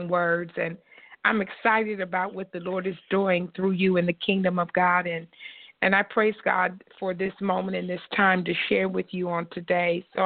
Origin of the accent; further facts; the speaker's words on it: Columbus, Ohio, United States; our church is located in Columbus, Ohio, which is my hometown for both my husband